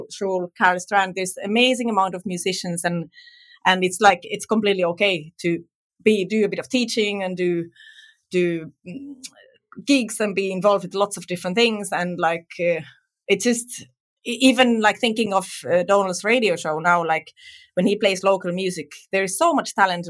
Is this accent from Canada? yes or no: no; Tampere, Pirkanmaa, Finland; moved away as an adult; now in Ireland; my home city, so I'm from Tampere